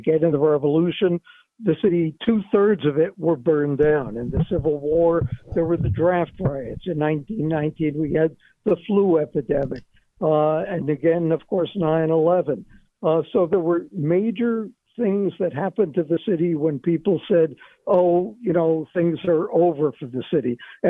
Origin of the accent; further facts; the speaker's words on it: New York City, New York, United States; You got to move the capital of the United States from Trenton to my hometown in New York City.